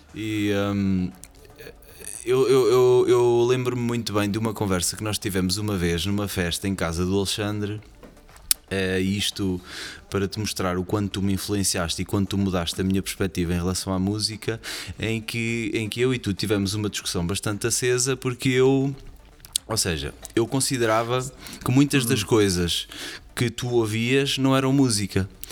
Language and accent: Portuguese; Portugal; moved away as an adult; now in Switzerland; eu sou da Zuparria